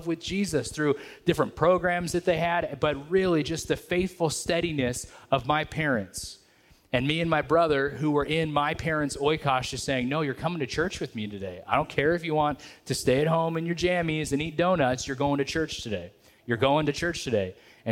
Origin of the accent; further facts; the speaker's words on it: Merced, California, United States; I grew up in the Merced area